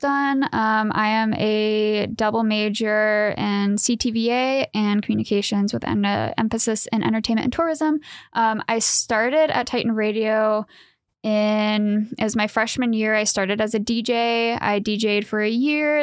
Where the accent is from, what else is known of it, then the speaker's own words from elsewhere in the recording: Ohio, United States; moved away as an adult; now in Fullerton, United States; I am from the Yeehaw town of Ohio